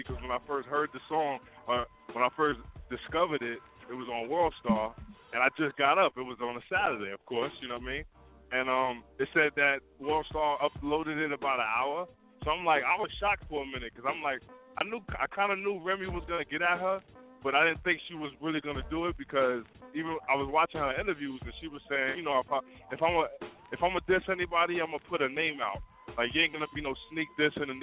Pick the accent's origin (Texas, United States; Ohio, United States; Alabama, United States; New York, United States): New York, United States; New York City; I'm from Queens